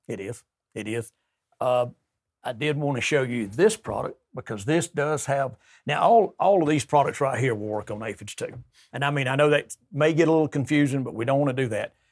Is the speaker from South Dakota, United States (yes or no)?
no; Troy, Alabama, United States; I'm from Troy.